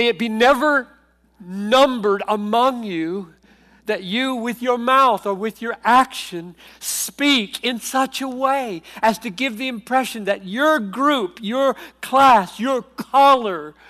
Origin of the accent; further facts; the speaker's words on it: South Carolina, United States; I grew up in South Carolina in the 50s and 60s